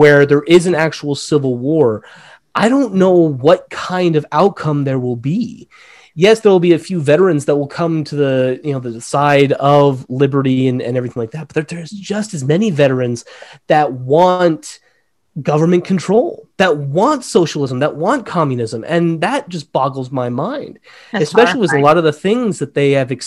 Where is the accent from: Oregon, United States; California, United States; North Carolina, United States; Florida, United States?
California, United States; San Diego; moved away as an adult; now in Utah, United States; I grew up in San Diego, mm-hmm. about half an hour away from the Mexican border